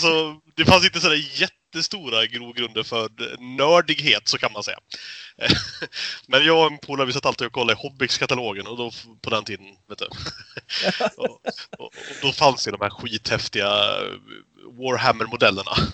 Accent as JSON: {"language": "Swedish", "town": "Fagersta", "region": "Västmanland", "country": "Sweden", "tie": "born or raised there", "moved": "yes", "said": "jag är ju uppväxt i Fagersta"}